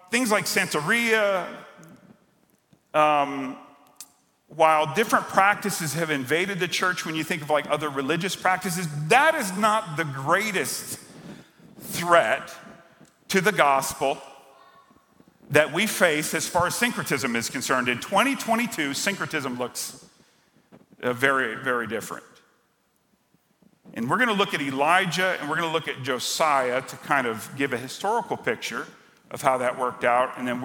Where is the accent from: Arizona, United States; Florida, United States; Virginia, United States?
Florida, United States; Miami; I grew up in South Florida, grew up in Miami